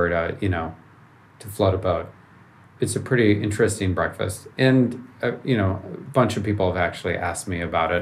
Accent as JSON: {"language": "English", "town": "Chicago", "region": "Illinois", "country": "United States", "tie": "born or raised there", "also_born_or_lived": "Ann Arbor, Michigan", "moved": "as an adult", "lives_now": "Palo Alto, United States", "said": "I grew up in Chicago, so downtown, and in a high rise, 30 floors up in the air"}